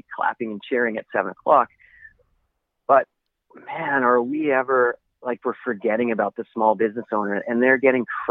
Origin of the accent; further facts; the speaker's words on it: Vancouver, British Columbia, Canada; I'm from Vancouver